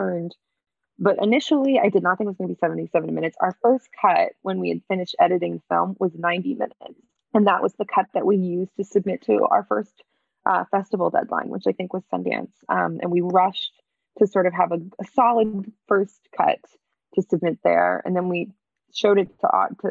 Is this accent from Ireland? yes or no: no; Canada; moved away as an adult; also born or lived in New York; I'm Canadian and I was living in New York